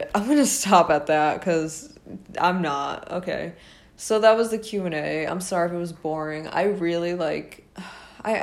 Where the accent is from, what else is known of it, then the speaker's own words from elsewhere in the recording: Rhode Island, United States; I am from Rhode Island